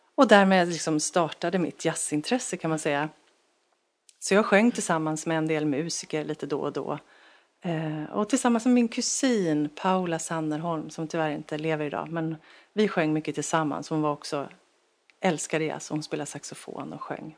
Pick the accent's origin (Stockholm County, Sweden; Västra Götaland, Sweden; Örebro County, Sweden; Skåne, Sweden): Västra Götaland, Sweden; Ljungskile; moved away; i Ljungskile, Lyckorna där, där jag växte upp